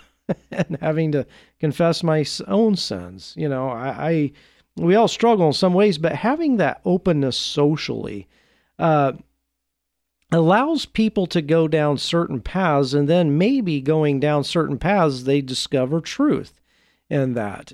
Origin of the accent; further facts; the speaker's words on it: Oregon, United States; my home state of Oregon